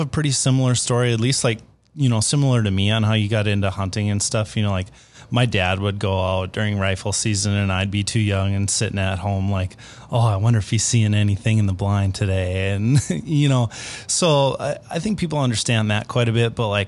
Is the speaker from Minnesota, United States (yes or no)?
yes; Minnesota, United States; I grew up in Minnesota